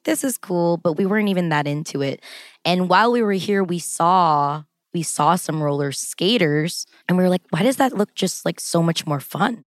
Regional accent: Los Angeles, California, United States; I was born and raised in Los Angeles, California my whole life

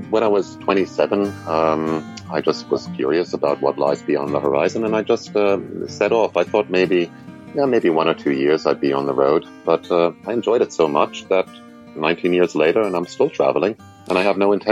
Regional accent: New York City, New York, United States; born there; also born or lived in Germany / Scotland; I was born in New York City, uh, in, in, Queens. I was educated in Germany. I worked in Scotland for a while until I set off at the age of 27.

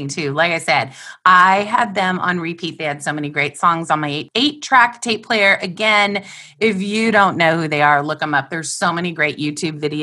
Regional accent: La Crescenta, California, United States; I was born and raised in La Crescenta, California.

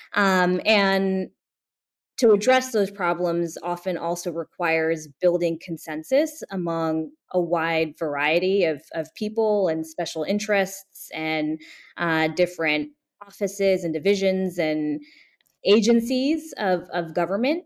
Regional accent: Bay Area, California, United States; now in New Jersey, United States; when I was a high school student in the Bay Area, California.

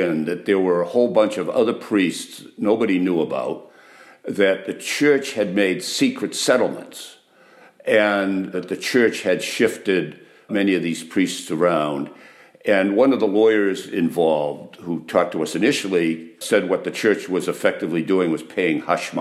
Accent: Melrose, Massachusetts, United States; I didn't really grow up in the suburb of Melrose, Massachusetts. I grew up in St. Mary's of the Annunciation Parish.

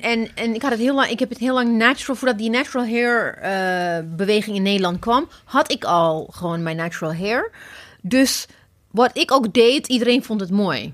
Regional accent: Ethiopia; now in Netherlands; ik kom oorspronkelijk uit Ethiopië.

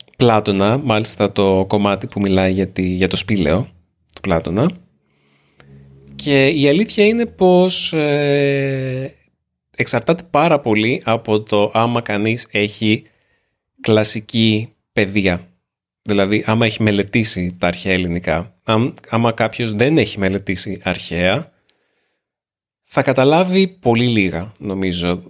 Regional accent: Greece; Είμαι Έλληνας

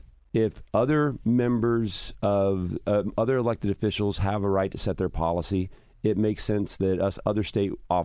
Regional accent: Martinsville, Indiana, United States; I'm from the country. I mean, yes, I'm from Martinsville.

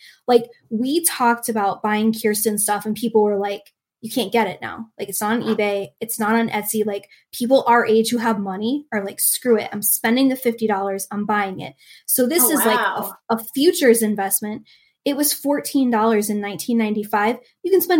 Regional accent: New England, United States; where I grew up in, like we're from New England. We used to go to New Hampshire all the time

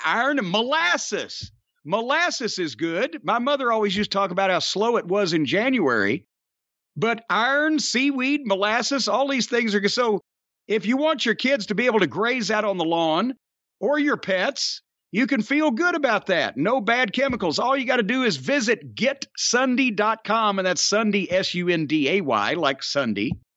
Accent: Louisville, Kentucky, United States; born or raised there

